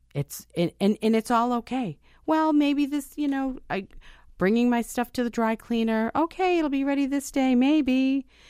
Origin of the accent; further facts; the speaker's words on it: United States; I'm an American